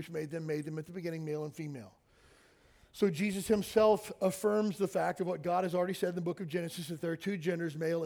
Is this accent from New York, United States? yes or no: no; Kentucky, United States; I grew up in Kentucky.